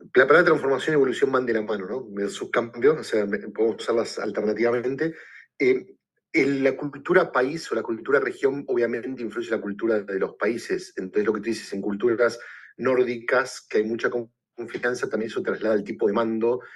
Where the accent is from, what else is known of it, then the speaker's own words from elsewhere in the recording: Argentina; moved away as an adult; also born or lived in Puerto Rico / New York / Los Angeles; now in Chicago, United States; yo soy originalmente argentina